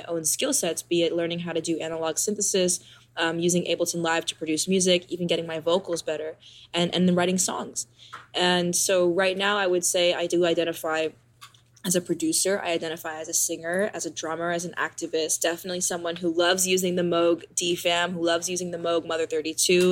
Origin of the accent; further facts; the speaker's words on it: New York City, New York, United States; I grew up in New York City playing the drums